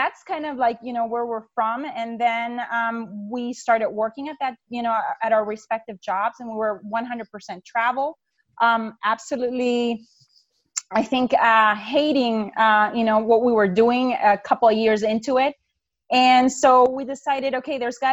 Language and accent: English; Honduras; moved away as an adult; now in United States; I'm from Honduras